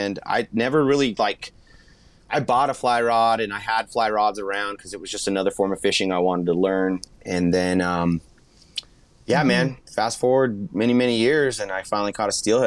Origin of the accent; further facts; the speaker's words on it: San Jose, California, United States; moved away as an adult; now in Quincy, United States; I'm from the Bay Area. So the Bay Area San Jose is 1 million people, man